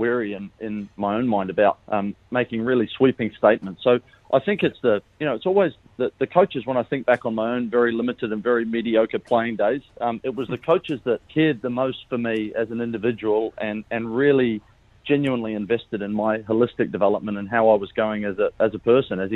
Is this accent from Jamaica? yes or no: no; New Zealand; now in Melbourne, Australia; I'm a Kiwi